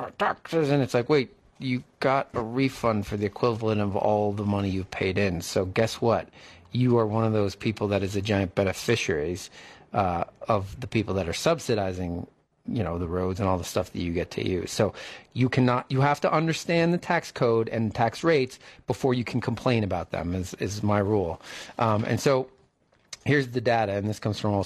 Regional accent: United States; As an American and a taxpayer

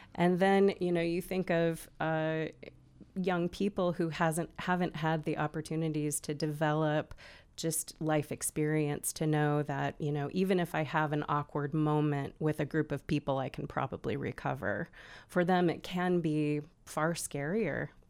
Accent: Olympia, Washington, United States; moved away as an adult; now in Bend, United States; I'm originally from Olympia, Washington, where I lived and worked for many years

